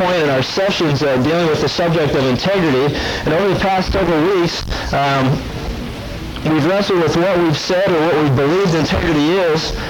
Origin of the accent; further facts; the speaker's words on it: Pennsylvania, United States; I had opportunities as I grew up in Pennsylvania to go out and go deer hunting